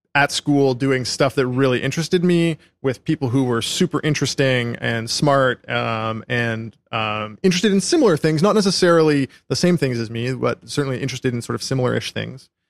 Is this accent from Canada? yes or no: yes; Calgary, Alberta, Canada; moved away as an adult; I grew up in Calgary, Canada